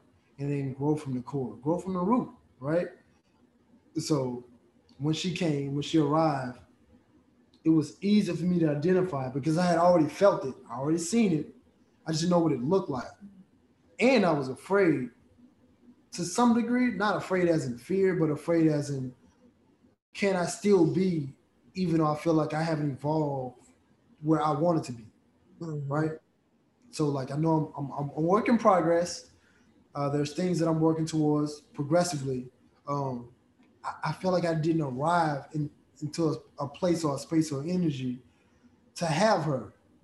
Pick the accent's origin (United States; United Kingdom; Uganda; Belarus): United States; also born or lived in Nigeria; I'm a Nigerian boy, you know, growing up in America